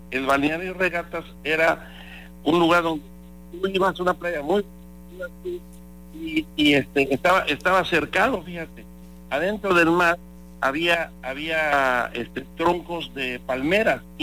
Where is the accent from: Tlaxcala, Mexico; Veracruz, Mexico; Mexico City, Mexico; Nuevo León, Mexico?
Veracruz, Mexico; born there; pues yo nací en Veracruz, en Jicotenca, en la calle Jicotenca, ¿verdad? A una cuadra de la, a una cuadra de la playa